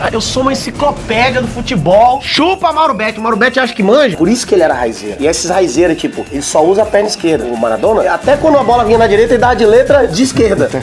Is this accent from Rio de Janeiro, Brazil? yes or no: no; Vitória, Espírito Santo, Brazil; moved away as an adult; now in São Paulo, Brazil; Sou de Vitória, Espírito Santo. Formei engenharia lá, né? Tal, vivi a vida toda lá. E aí vim para São Paulo